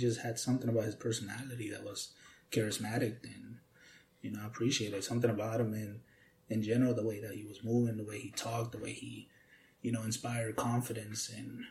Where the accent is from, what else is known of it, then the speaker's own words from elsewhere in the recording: Key West, Florida, United States; also born or lived in Atlanta; I was raised in Key West